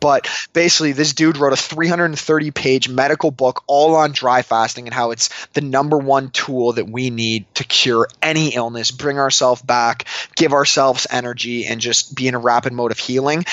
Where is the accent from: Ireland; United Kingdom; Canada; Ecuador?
Canada; moved away; I'm from Canada, and I love it there